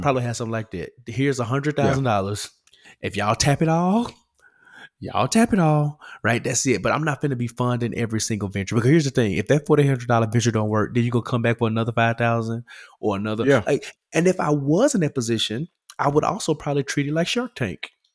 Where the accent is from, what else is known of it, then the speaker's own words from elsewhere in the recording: Memphis, Tennessee, United States; Memphis, my city, my hometown